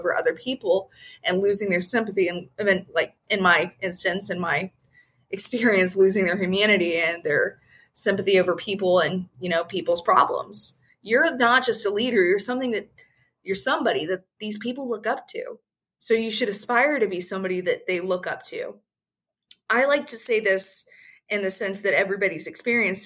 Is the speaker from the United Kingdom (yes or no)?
no; United States; us as American people